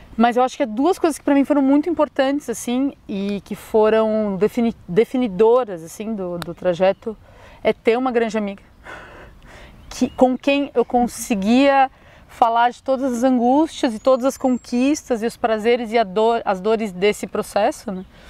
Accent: São Paulo, Brazil; moved away as an adult; now in Florianópolis, Brazil; sou natural de São Paulo, já morei aqui em Floripa dois anos

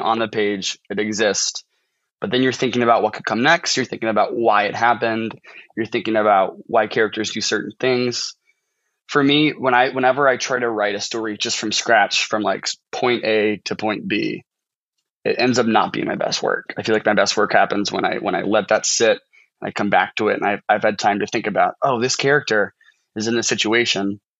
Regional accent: St. Charles, Missouri, United States; moved away as an adult; now in Washington, United States; I'm from um, a town called St. Charles, so it's pretty much it's the St. Louis suburbs

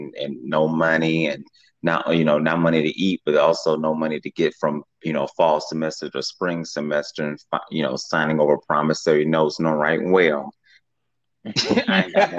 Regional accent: Omaha, Nebraska, United States; also born or lived in Wilberforce, Ohio; born and bred in Omaha, Nebraska, right here in the sticks

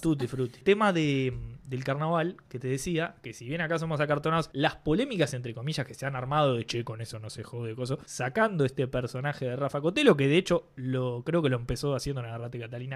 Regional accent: Uruguay; Somos uruguayos

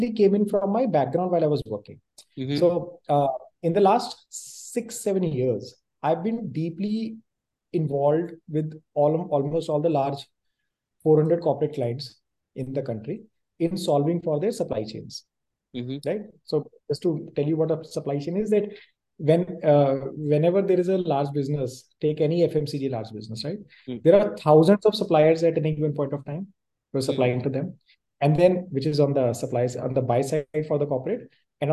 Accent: Punjab, India; moved away as an adult; now in Delhi NCR, India; I grew up in Punjab

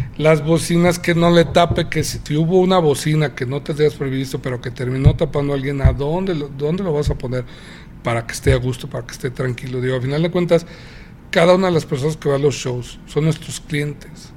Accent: Aguascalientes, Mexico; Es mi tierra

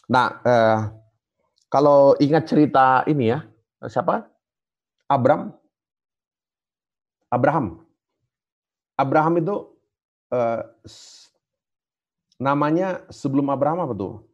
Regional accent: South Sulawesi, Indonesia; Kalau kami orang Toraja, ya, saya nggak tahu kalau di Sumatera atau di mana gitu.

